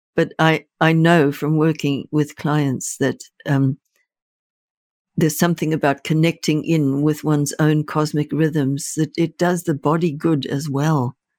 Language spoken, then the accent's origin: English; Zimbabwe; moved away; I was born in Rhodesia, which became Zimbabwe